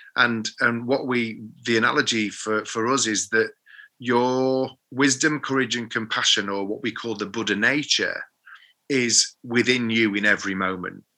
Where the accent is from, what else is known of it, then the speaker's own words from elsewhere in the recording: Sheffield, Yorkshire and the Humber, United Kingdom; I'm from Sheffield, so we have a phrase in Sheffield about being Mardy.